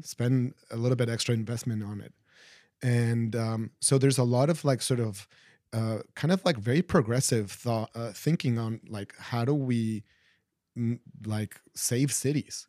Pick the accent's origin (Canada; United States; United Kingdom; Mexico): Mexico; Mexico City; I grew up in Mexico City and going on weekends to the historic center